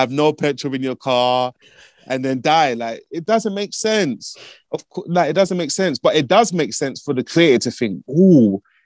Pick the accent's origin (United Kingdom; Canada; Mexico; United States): United Kingdom; London; I'm from Broadwater Farm, which is one of the most notorious neighborhoods in the whole of Britain.